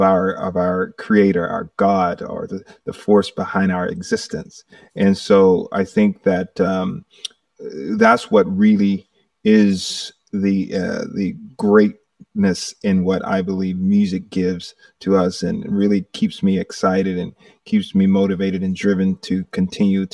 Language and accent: English; Manchester, Georgia, United States; I'm originally from a little town called Manchester, Georgia. I'm one of eight children, five boys, three girls, and I'm in the middle. And we grew up doing music in the backyard